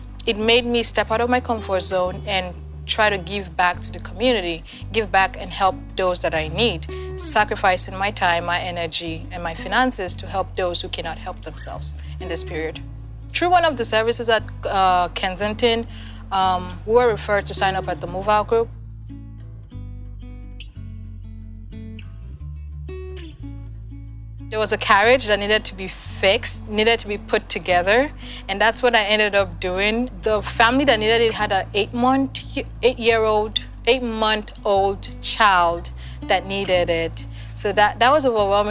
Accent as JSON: {"language": "English", "country": "Nigeria", "moved": "as an adult", "lives_now": "United States", "said": "I'm from Nigeria, and I've been in the U.S. for about 4 years now"}